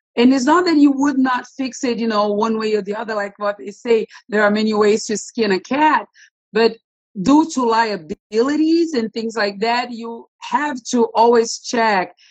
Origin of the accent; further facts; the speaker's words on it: Rio de Janeiro, Brazil; moved away as an adult; now in United States; I'm originally from Brazil.